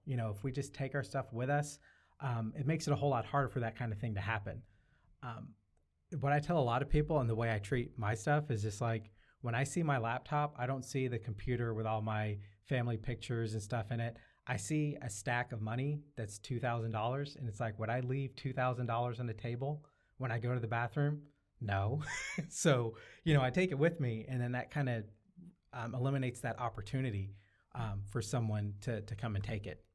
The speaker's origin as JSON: {"language": "English", "town": "Syracuse", "region": "New York", "country": "United States", "tie": "born or raised there", "also_born_or_lived": "Arkansas", "moved": "yes", "lives_now": "Seattle, United States", "said": "I was born in Syracuse, New York, but I'm here, um, by way of Arkansas."}